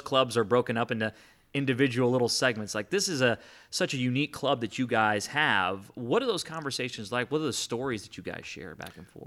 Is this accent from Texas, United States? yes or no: no; Chicago, Illinois, United States; now in Houston, United States; I was born in Chicago, But my family all came from Cuba